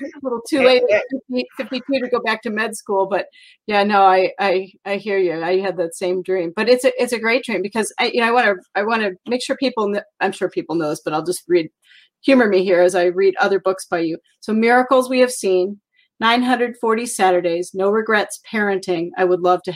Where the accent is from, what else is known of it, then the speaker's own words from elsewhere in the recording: Iowa, United States; also born or lived in Minnesota; we were raised in Iowa